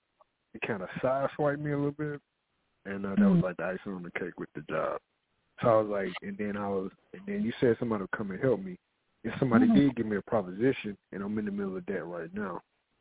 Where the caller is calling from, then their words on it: Arizona, United States; I'm calling from Arizona.